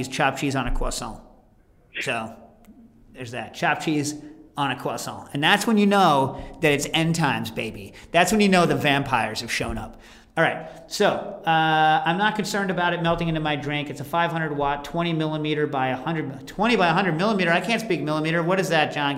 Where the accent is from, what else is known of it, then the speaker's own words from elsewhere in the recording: New York City, New York, United States; also born or lived in Morningside Heights, New York; we're from the Lower East Side